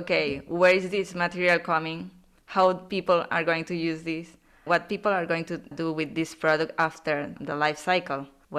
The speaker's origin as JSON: {"language": "English", "country": "Venezuela", "moved": "yes", "lives_now": "Barcelona, Spain", "said": "I'm from Venezuela, but I've been living in Barcelona, Spain for 15 years."}